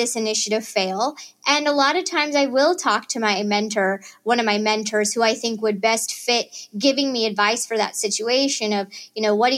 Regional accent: Chillicothe, Missouri, United States; moved away as an adult; also born or lived in Boston; now in Kansas City, United States; growing up in Northwest Missouri

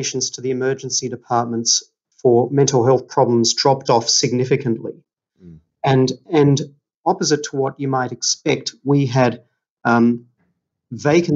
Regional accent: Melbourne, Victoria, Australia; now in Sydney, Australia; I'm from Melbourne. And family in Melbourne

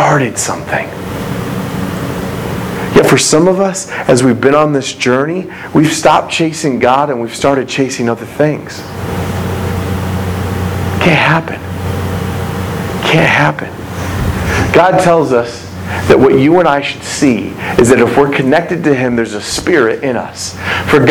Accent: United States; as American people

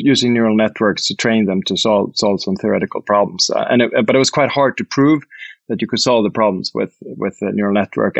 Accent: Sweden; moved away as an adult; also born or lived in United States / United Kingdom; I'm Swedish and from Sweden

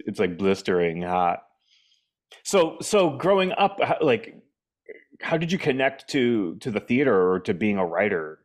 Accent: New Hampshire, United States; moved away; also born or lived in Boston / Arlington, Virginia / Washington, D.C.; I grew up in New Hampshire

